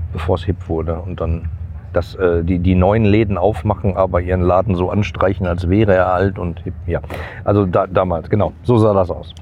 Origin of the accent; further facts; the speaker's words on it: Gladbeck, North Rhine-Westphalia, Germany; als ich in der Grundschule war, wurde, äh, ich komme aus Gladbeck, äh, wurde da gerade die äh, letzte Zeche geschlossen.